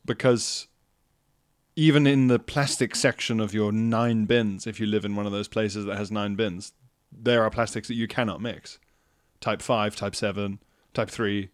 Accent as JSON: {"language": "English", "region": "KwaZulu-Natal", "country": "South Africa", "tie": "born or raised there", "moved": "yes", "said": "I was even encouraged in South Africa"}